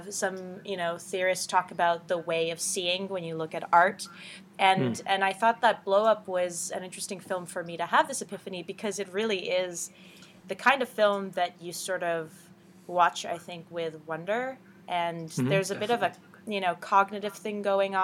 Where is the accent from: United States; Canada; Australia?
Canada; Ottawa, Ontario; also born or lived in Iran; I covered theater in my hometown, in Ottawa, Canada, for a few years.